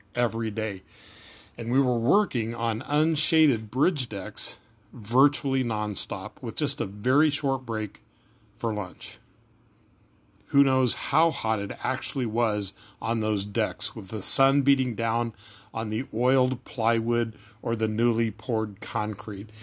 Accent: Kansas, United States; moved away as an adult; also born or lived in Minnesota; I moved back home to Kansas for the summer and got a three-month job on a construction crew

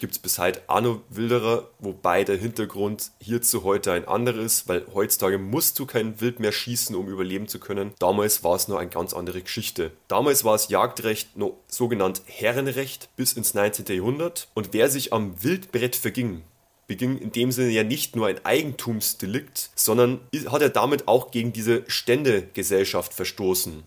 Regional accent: Bavaria, Germany; bei uns in Bayern

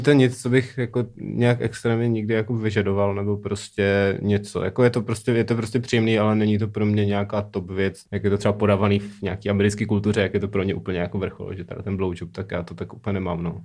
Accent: Brno, South Moravian Region, Czechia; já jsem z Brna

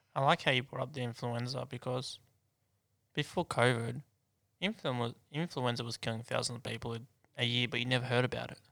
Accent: Hunter, New South Wales, Australia; now in Sydney, Australia; I'm from Hunter

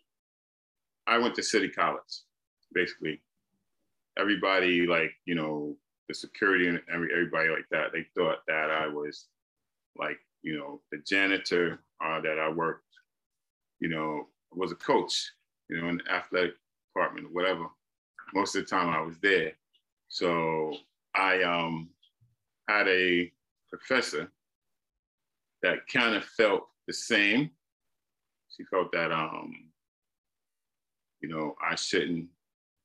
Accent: South Carolina, United States; I was born here. I was born in South Carolina

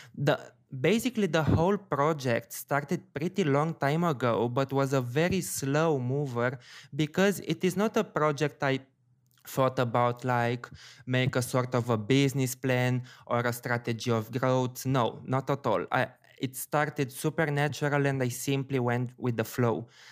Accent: Bucharest, Romania; It's basically my hometown.

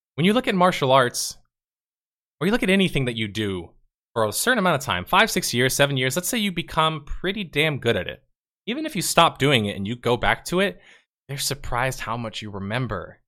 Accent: United States; As an American

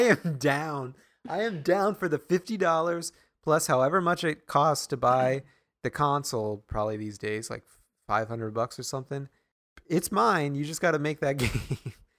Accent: Grinnell, Iowa, United States; my hometown is very boring

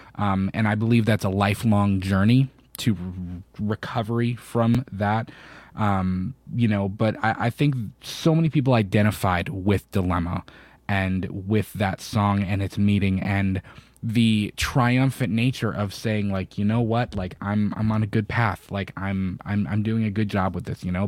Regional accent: Florida, United States; I'm from Florida

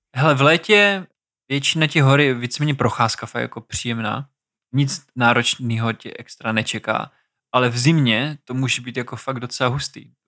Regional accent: Olomouc, Olomouc Region, Czechia; klasický Moravák, Olomoučák

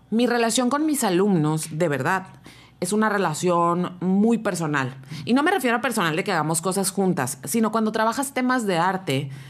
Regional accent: Rosarito, Baja California, Mexico; Le dije, y también quiero que sepas que vengo de Rosarito.

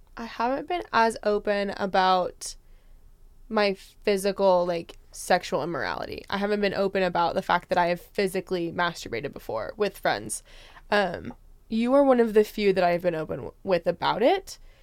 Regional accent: Spokane, Washington, United States; moved away; I'm originally from Spokane, Washington.

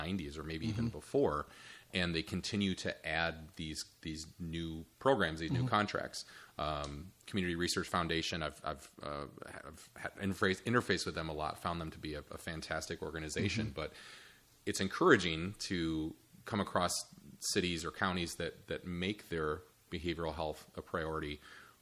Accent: Michigan, United States; I'm also from Michigan, just like Kate.

